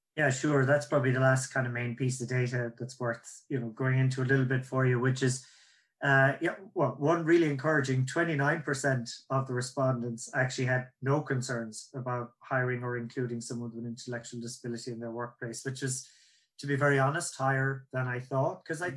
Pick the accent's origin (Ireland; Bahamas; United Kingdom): Ireland; accent: Irish; that's my Irish accent